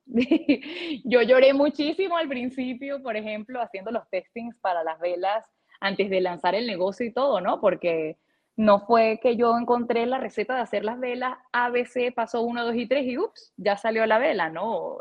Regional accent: Puerto Píritu, Anzoátegui, Venezuela; also born or lived in Caracas, Venezuela; yo nací en Caracas, pero me crié por varios años durante mi infancia en un pueblo llamado Puerto Píritu

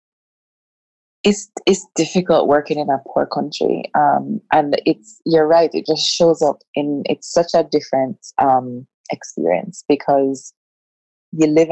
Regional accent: Jamaica; being a Jamaican

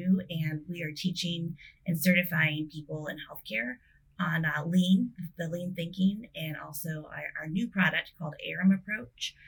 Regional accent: South Dakota, United States; I grew up in South Dakota

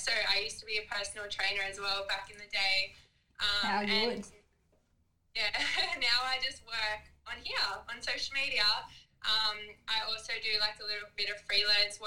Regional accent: Snowy Mountains, New South Wales, Australia; now in Gold Coast, Australia; I live in the Gold Coast, Australia. Originally, I'm from the Snowy Mountains in New South Wales. I grew up racing motocross since I was five.

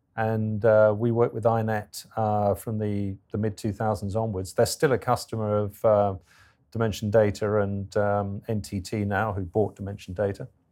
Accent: England, United Kingdom; I'm English

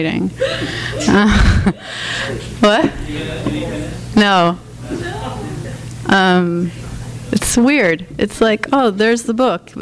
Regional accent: New Jersey, United States; we're both Latin from New Jersey

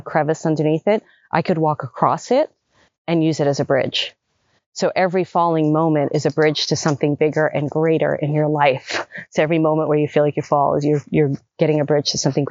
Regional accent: New York City, New York, United States; moved away as an adult; also born or lived in Manhattan / Los Angeles; I grew up in Brooklyn and, you know, then Manhattan

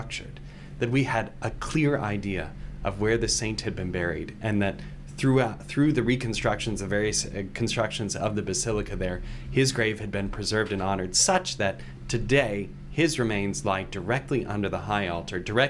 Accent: Ireland; I'm Irish

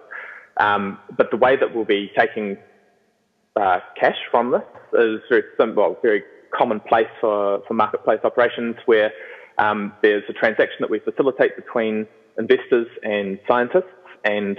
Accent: New Zealand; moved away as an adult; now in Vancouver, Canada; I'm originally from New Zealand, and we've just moved to Vancouver, myself and my girlfriend

